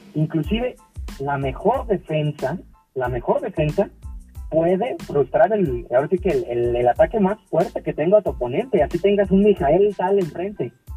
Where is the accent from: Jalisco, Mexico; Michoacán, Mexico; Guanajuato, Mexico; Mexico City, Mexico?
Jalisco, Mexico; Guadalajara; soy nacido aquí en Guadalajara, Jalisco. Soy mexicano de, ahora que de, sangre